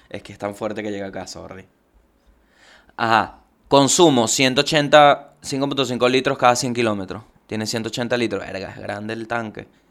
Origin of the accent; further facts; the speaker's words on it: Venezuela; yo recuerdo que la gente le tiene una fe a la lotería en mi país